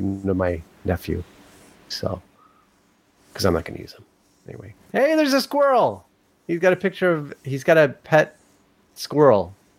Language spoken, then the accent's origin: English; Australia; It's okay, as I'm Australian, so this is a term of endearment.